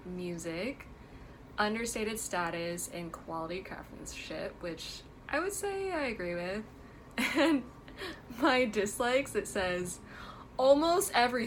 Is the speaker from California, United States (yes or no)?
yes; Bay Area, California, United States; Like, I grew up in the Bay Area.